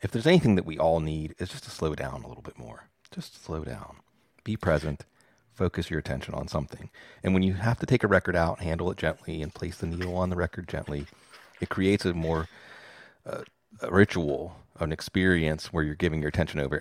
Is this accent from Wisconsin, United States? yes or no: no; Pittsburgh, Pennsylvania, United States; I'm from Pittsburgh